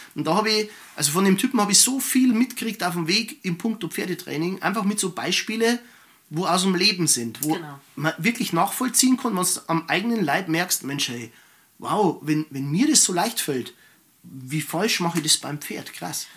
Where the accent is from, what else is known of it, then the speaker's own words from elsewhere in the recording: Germany; bei uns in Deutschland